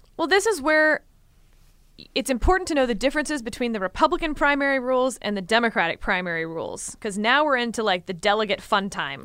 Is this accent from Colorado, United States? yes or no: no; Texas, United States; I'm from Texas